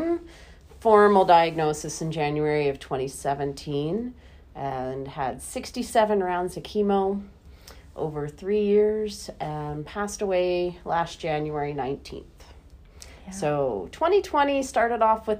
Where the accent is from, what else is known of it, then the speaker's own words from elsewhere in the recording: Florida, United States; now in Saskatoon, Canada; something makes me slightly different than most folks here in Saskatoon is that I'm originally from Florida